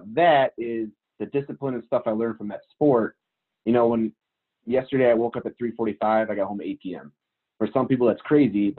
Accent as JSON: {"language": "English", "town": "Richmond", "region": "Michigan", "country": "United States", "said": "I'm from Richmond, Michigan, which is a super small town, little farm town, Michigan."}